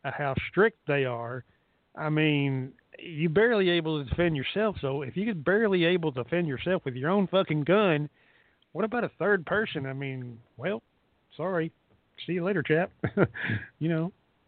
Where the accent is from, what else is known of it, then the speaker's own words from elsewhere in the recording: Texas, United States; I was born here in Texas